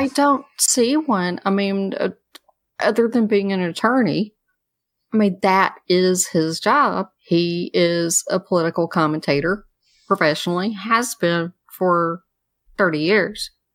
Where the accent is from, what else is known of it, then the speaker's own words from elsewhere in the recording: the South, United States; I'm a girl from the South